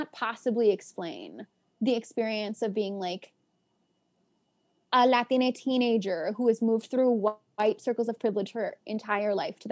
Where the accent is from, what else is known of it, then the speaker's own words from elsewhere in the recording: New York City, New York, United States; I was born and raised in Washington Heights. My parents live in the same apartment that they've lived in since the 80s